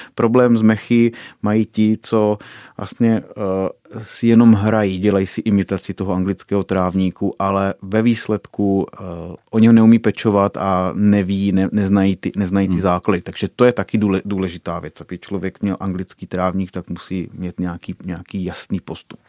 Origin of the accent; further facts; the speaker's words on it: Šumice, Czechia; u nás v Šumicích